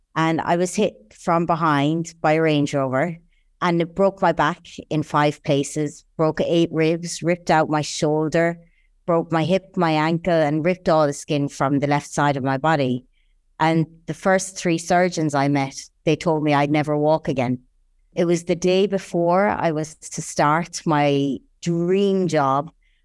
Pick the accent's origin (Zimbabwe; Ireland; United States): Ireland; now in United Arab Emirates; I'm Irish, born and raised in a little village between two lovely mountain ranges in the south of the island. I've been in the UAE for almost 11 years now